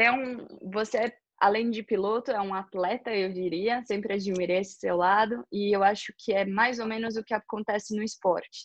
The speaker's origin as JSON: {"language": "Portuguese", "region": "São Paulo", "country": "Brazil", "moved": "as an adult", "said": "Eu sou paulistana, né? Morava na cidade de São Paulo quando morava no Brasil"}